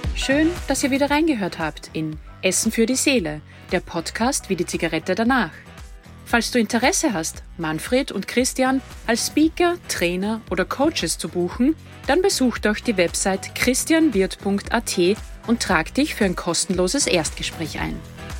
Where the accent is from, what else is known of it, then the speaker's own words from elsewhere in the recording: Austria; wir als Österreicher